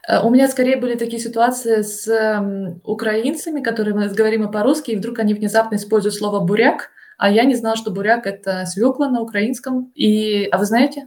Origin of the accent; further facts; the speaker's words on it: Russia; first language Russian; moved away as an adult; now in Germany; по акценту слышно, что я из России